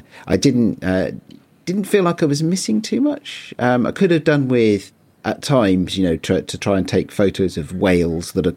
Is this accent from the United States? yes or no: no; United Kingdom; as a Brit